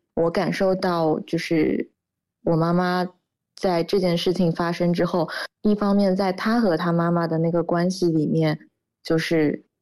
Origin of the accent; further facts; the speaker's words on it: Shanghai, China; 我也在上海嘛，我们家也是上海的